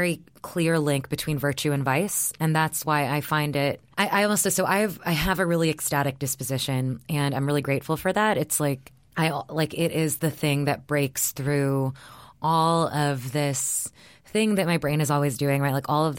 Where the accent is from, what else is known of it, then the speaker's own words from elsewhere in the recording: Texas, United States; It was like the world that I grew up in Texas.